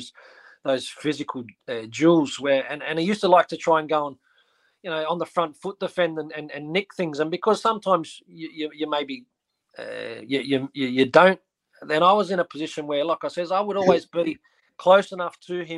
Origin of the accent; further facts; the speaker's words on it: Australia; moved away; also born or lived in Scotland; as an Aussie growing up